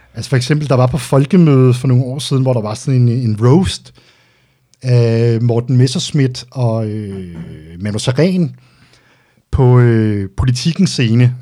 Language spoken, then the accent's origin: Danish; Denmark; also born or lived in Albertslund / Greve; Jeg er vokset op ude på Vestegnen